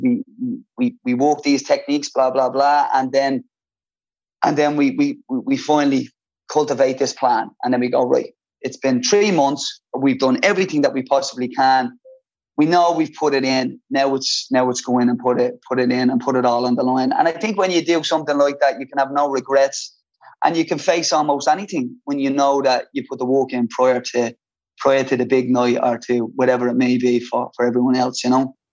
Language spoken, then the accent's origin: English; Dublin, Leinster, Ireland; I loved growing up in Ballymun